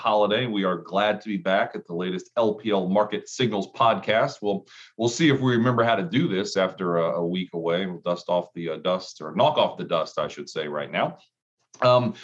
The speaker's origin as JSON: {"language": "English", "region": "Ohio", "country": "United States", "tie": "born or raised there", "moved": "yes", "lives_now": "South Carolina, United States", "said": "I grew up in Ohio"}